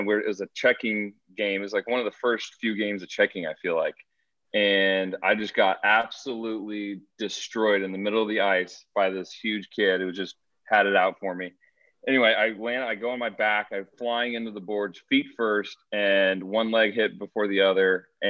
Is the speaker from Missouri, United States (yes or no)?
yes; St. Louis, Missouri, United States; growing up in St. Louis